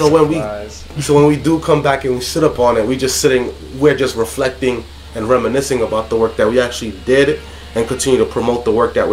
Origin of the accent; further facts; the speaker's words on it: Haiti; now in United States; from Haiti. That's where I'm originally from